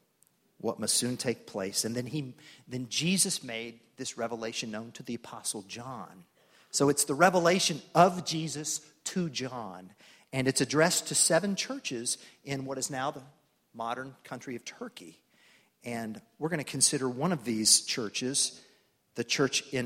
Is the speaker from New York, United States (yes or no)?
no; Tulsa, Oklahoma, United States; I grew up in Tulsa, Oklahoma, one of three boys